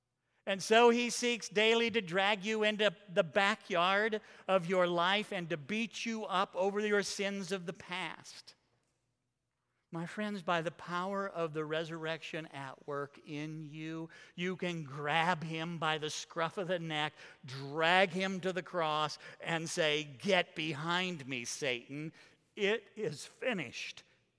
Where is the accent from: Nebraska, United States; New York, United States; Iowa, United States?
Iowa, United States; The house that I grew up in Iowa, had from our bedroom windows a commanding view of the church's cemetery.